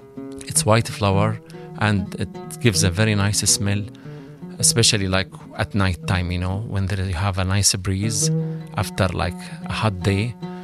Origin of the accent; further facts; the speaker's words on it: Syria; now in Canada; I'm a musician. My instrument is oud. I'm from Syria.